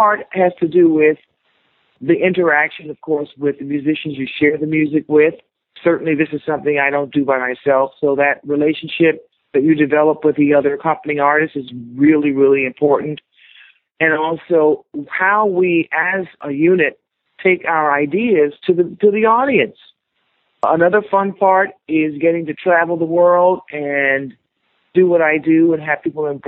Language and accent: English; Miami, Florida, United States; Growing up in Miami is so beautiful